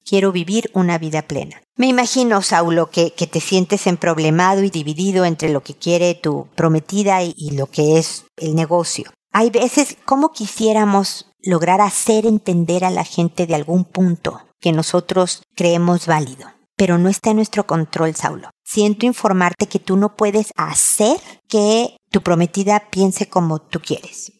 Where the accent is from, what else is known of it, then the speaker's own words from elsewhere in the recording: Mexico; accent: Mexican; moved away as an adult; now in Chile; una mexicana viviendo en Chile